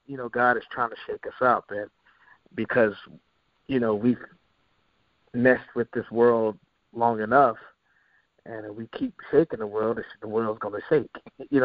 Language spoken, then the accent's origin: English; Charlotte, North Carolina, United States; also born or lived in Columbus, Ohio / New York; we moved to Charlotte from Columbus, Ohio